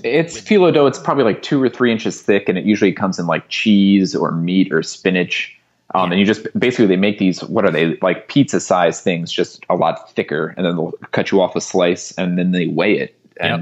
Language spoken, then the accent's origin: English; United States; as an American who doesn't speak French